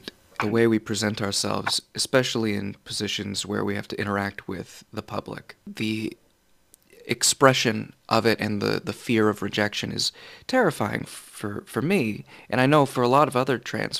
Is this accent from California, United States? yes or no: yes; California, United States; moved away as an adult; now in Seattle, United States; I'm from California originally